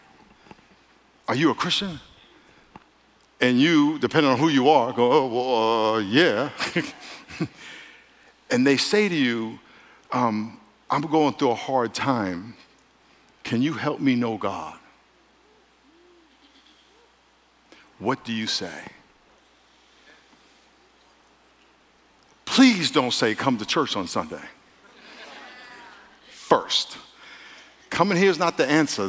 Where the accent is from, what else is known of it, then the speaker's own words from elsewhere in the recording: New York, United States; moved away; I'm from New York, and every summer for about five different summers, I grew up right outside New York City, Manhattan